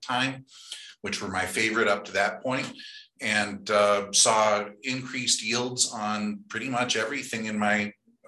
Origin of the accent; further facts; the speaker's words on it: Colorado, United States; growing up in Colorado